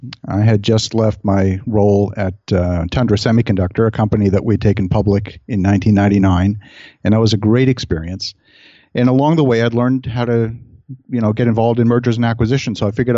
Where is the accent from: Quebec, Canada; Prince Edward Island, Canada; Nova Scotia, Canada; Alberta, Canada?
Nova Scotia, Canada; Halifax; now in Ottawa, Canada; I grew up actually mostly in Halifax, Nova Scotia.